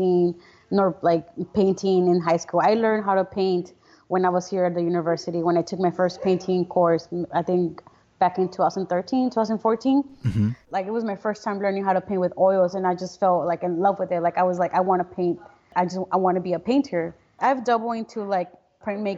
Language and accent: English; Brownsville, Texas, United States; also born or lived in Matamoros, Mexico; I was born and raised here in Brownsville, Texas